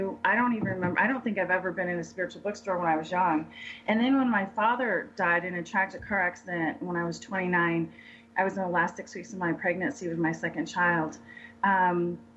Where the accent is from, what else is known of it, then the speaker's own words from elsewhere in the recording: San Diego, California, United States; moved away as an adult; also born or lived in Denver, Colorado; We moved from San Diego, where I grew up, and moved to Denver